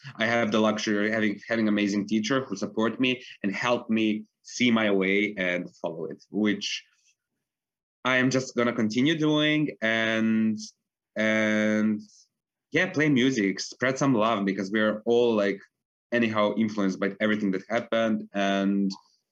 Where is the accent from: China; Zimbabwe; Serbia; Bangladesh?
Serbia; Belgrade; moved away as an adult; now in Vienna, Austria; I grew up in Belgrade in Serbia. That's where I went to school